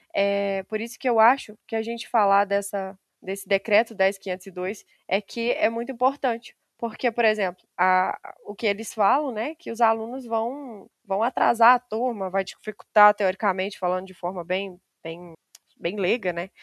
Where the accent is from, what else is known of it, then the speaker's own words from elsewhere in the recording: Simonésia, Minas Gerais, Brazil; accent: mineiro; eu moro no interior de Minas Gerais, bem no interiorzinho mesmo, uma cidadezinha chamada Simonésia